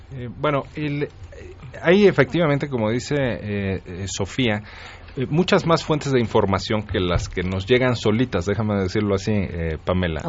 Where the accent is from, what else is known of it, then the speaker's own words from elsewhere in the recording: Mexico City, Mexico; Aquí en la Ciudad de México, yo soy chilango